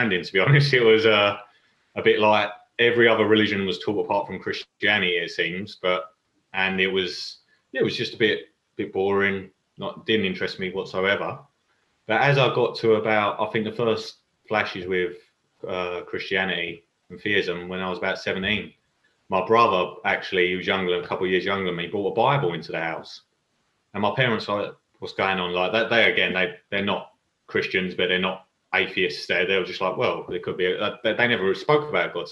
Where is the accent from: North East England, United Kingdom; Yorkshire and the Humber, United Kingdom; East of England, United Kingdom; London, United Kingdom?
London, United Kingdom; I was brought up in East London, Walthamstow, Chingford